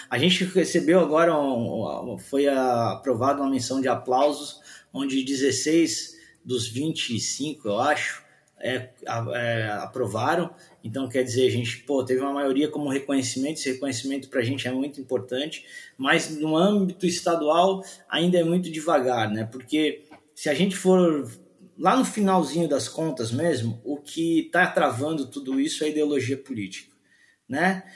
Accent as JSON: {"language": "Portuguese", "country": "Brazil", "said": "a gente é brasileiro"}